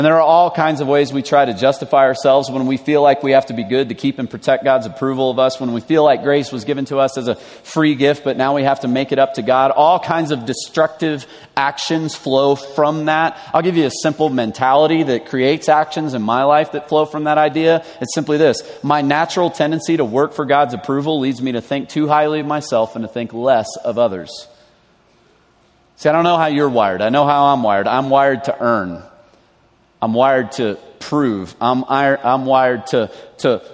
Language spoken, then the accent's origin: English; the South, United States; moved away; I grew up in the South.